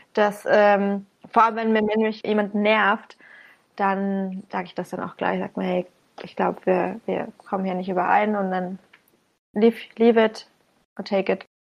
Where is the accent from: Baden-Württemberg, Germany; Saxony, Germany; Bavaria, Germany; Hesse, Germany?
Bavaria, Germany; Bamberg; komme aus dem gebürtigen Frankenland, im schönen, wunderschönen Bamberg